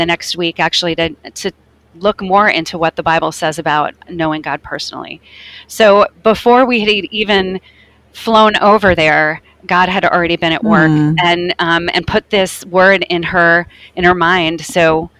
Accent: United States; we're from America

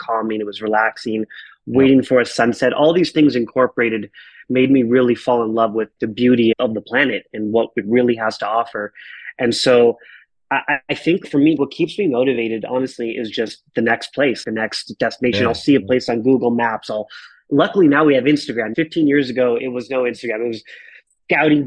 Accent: Marana, Arizona, United States; also born or lived in Tucson, Arizona; a kid from Marana, Arizona that grew up basically in a trailer park

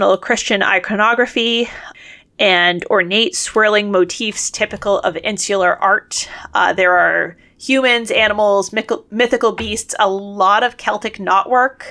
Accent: United States; we're American

